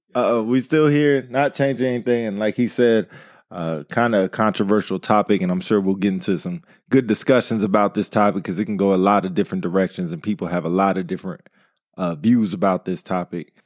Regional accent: Modesto, California, United States; born or raised there

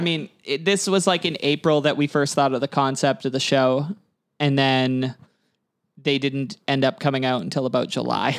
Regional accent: Kelowna, British Columbia, Canada; I had a little home trip to Kelowna

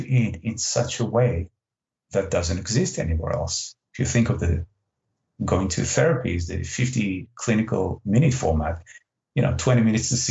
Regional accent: Israel; English is a second language; moved away; English is not my first language. I'm originally from Israel

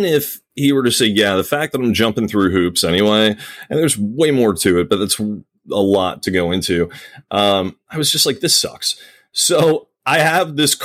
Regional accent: Virginia Beach, Virginia, United States; moved away as an adult; also born or lived in Chicago; I'm from Virginia Beach

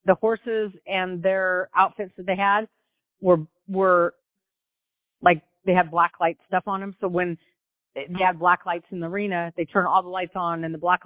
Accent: Western Washington, United States; moved away as an adult; now in Oklahoma, United States; I was born and raised in Western Washington

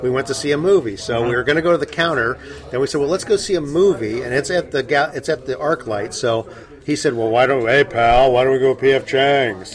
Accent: San Francisco, California, United States; I'm from San Francisco

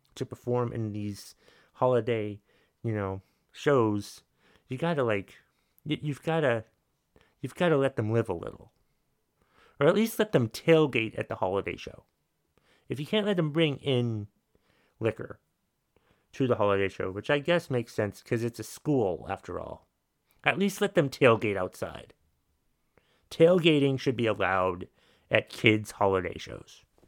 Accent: United States; I'm American

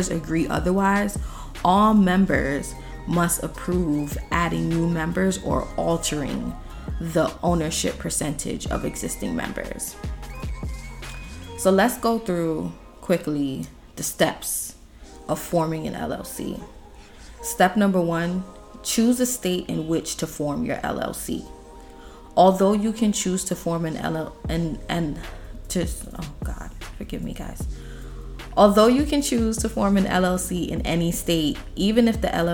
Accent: New York City, New York, United States; we are from New York City, New York State.

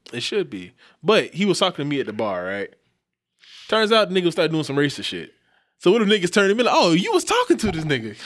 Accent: the South, United States; I'm from the South

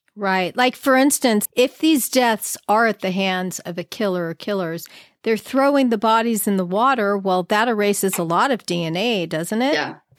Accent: Los Angeles, California, United States; now in San Diego, United States; I'm from Los Angeles

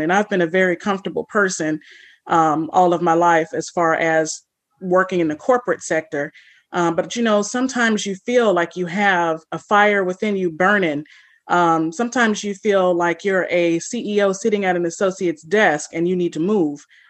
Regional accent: California, United States; moved away; also born or lived in St. Louis, Missouri / New Orleans, Louisiana / Florida / Mississippi; I grew up in California.

